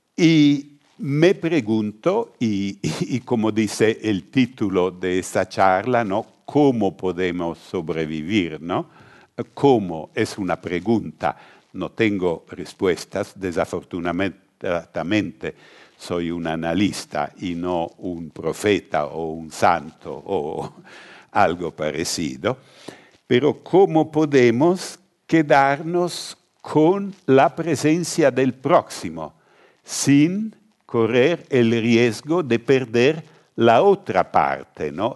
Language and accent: Spanish; northern Italy, Italy; Spanish is a second language; yo soy del norte de Italia